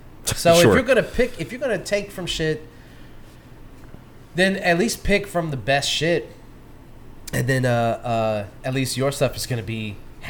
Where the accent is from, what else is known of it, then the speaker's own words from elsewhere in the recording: the South, United States; we're from the South